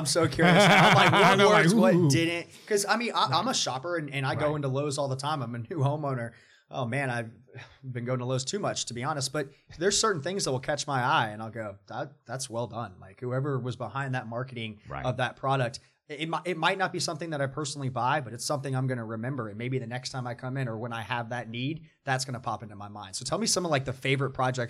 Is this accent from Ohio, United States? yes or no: no; Atlanta, Georgia, United States; I'm from Atlanta.